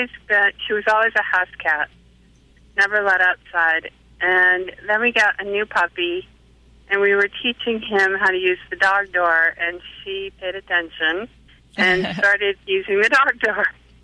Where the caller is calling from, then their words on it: Atlanta, Georgia, United States; Atlanta, Georgia.